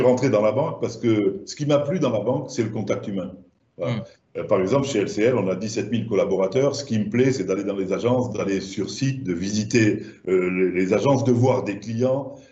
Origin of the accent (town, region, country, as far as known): Languedoc, Occitania, France; accent: southern French; moved away